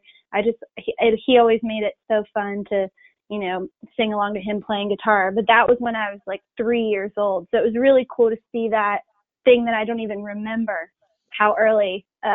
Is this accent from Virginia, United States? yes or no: yes; Charlottesville, Virginia, United States; now in Nashville, United States; I grew up in Charlottesville, Virginia, in the Blue Ridge Mountains